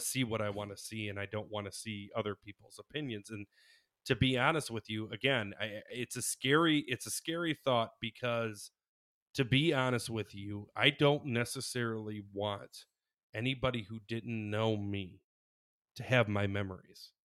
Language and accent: English; Michigan, United States; we're from Michigan